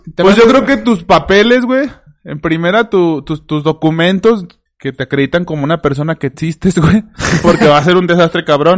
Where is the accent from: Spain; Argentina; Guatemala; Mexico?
Mexico; León, Guanajuato; Somos de León, Guanajuato